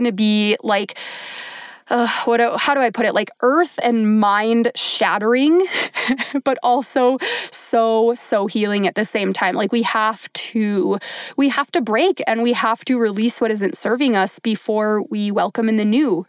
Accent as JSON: {"language": "English", "region": "Minnesota", "country": "United States", "tie": "born or raised there", "said": "I grew up in Minnesota, the land of 10,000 lakes, where I grew up swimming and being in the lake all the time."}